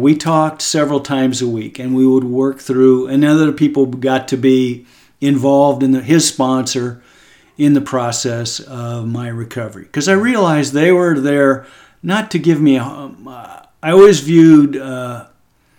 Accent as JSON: {"language": "English", "region": "Texas", "country": "United States", "said": "as an American guy and as a Texan"}